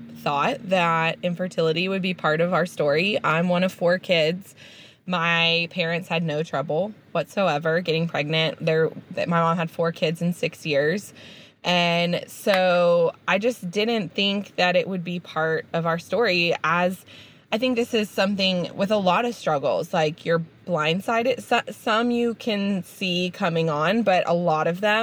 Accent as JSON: {"language": "English", "town": "Houston", "region": "Texas", "country": "United States", "tie": "born or raised there", "moved": "yes", "lives_now": "Auburn, United States", "said": "I grew up in Houston, one of the largest cities in the country"}